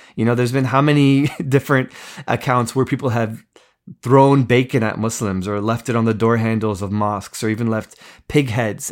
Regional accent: East Coast, United States; I grew up in America, grew up in the East Coast

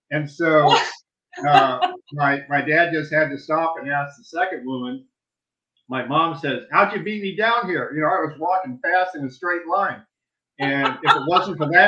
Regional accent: Saudi Arabia; now in United States; And also growing up in Saudi Arabia, really a third world country back

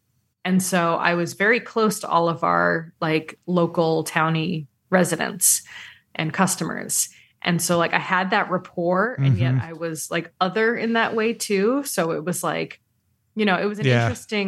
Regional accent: New England, United States; And plus I was from New England.

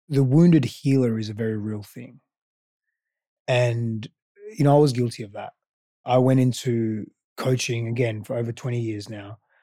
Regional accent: Australia; first language Greek; English is a second language; also born or lived in Greece; now in Austin, United States; I grew up in Australia, I also grew up in Greece for the first part of my

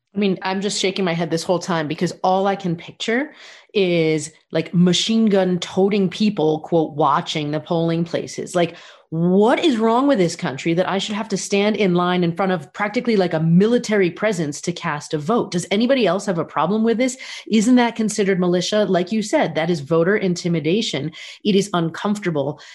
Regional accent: United States; I'm an American

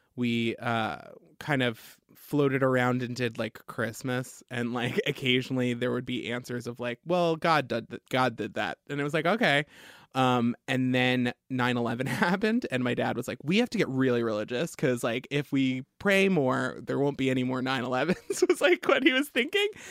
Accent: Long Island, New York, United States; I grew up on Long Island

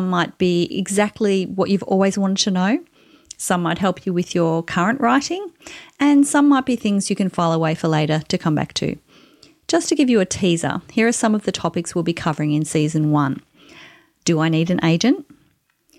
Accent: Australia; I'm an Australian author of contemporary women's fiction

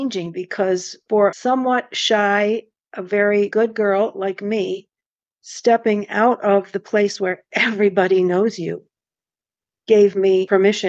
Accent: Buffalo, New York, United States; also born or lived in Texas / Rochester; Then we moved to Buffalo

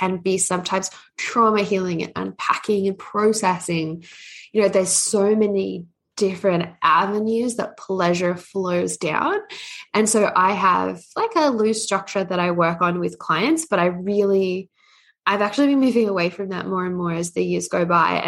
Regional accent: Australia; also born or lived in Canada; I'm Australian Canadian, so it's a bit of a hybrid one.

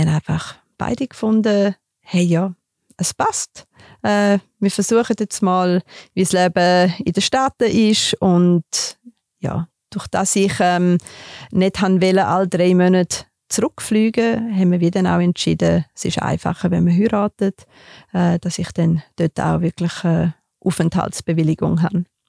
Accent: Graubünden mountains, Switzerland; Ich bin in den Bündner Bergen aufgewachsen

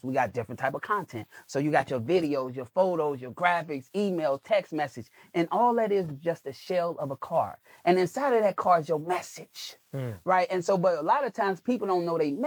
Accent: Chicago, Illinois, United States; I'm a kid from Chicago.

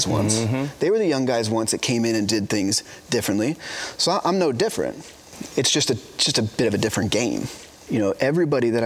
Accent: Northern California, United States; growing up in Northern California

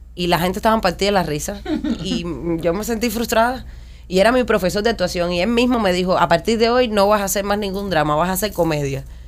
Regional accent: Cuba; moved away as an adult; los que venimos de Cuba

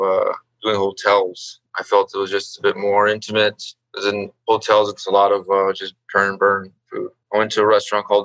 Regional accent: Eagle Pass, Texas, United States; moved away as an adult; also born or lived in Austin, Texas; now in Chicago, United States; I grew up in Texas, south border, or border town by the south called Eagle Pass. Grew up in Texas for about 18 years before moving to Chicago.

